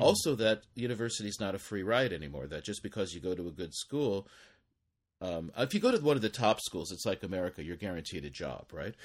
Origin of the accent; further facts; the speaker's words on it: United States; moved away as an adult; now in Japan; myself as an American